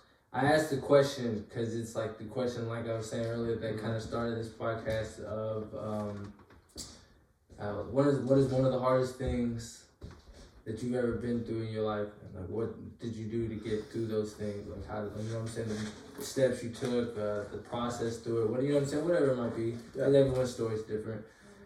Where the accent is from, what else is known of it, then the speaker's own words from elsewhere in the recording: Kentucky, United States; He's from where I'm from, why I'm kind of from Kentucky. I claim it half the time.